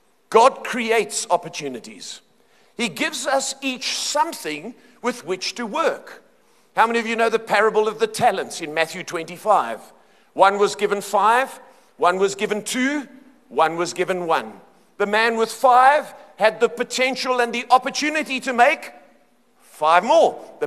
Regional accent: Cape Town, Western Cape, South Africa; moved away as an adult; now in Johannesburg, South Africa; I grew up in Cape Town

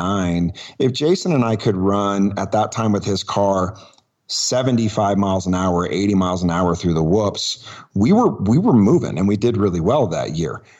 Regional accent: Truckee, California, United States; also born or lived in Oakland, California; moved up here when I was one

